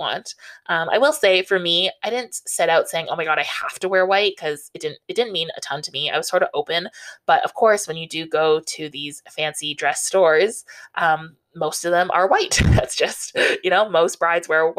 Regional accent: Southern Ontario, Canada; I grew up in Southern Ontario

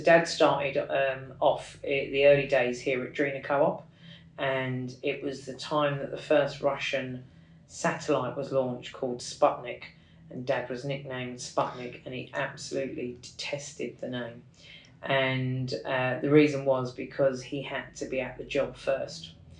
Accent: Kilburn, London, United Kingdom; I think being the youngest of four, I don't really remember the Kilburn days, County Kilburn as we call it in London.

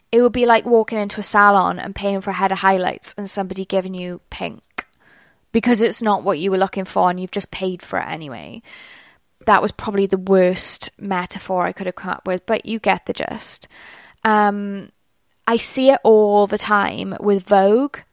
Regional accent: Wales, United Kingdom; accent: Welsh; my accent already, it's Welsh.

